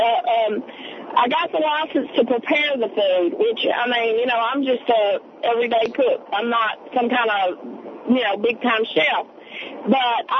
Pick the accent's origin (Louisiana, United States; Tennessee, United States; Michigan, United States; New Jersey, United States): Louisiana, United States; North; I'm from North Louisiana